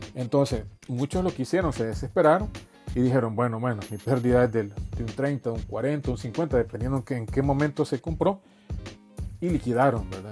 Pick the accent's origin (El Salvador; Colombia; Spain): El Salvador; en mi país, ¿verdad? Que es El Salvador